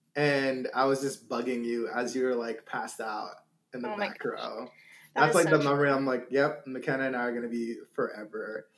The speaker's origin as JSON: {"language": "English", "town": "Syracuse", "region": "New York", "country": "United States", "tie": "born or raised there", "also_born_or_lived": "Sudan / Egypt", "moved": "as an adult", "lives_now": "Missouri, United States", "said": "I'm a refugee, migrated my way to Egypt, lived there for a couple of years, and then moved to New York, upstate New York, Syracuse, and that's where I grew up from the age of 8 until I moved out for college."}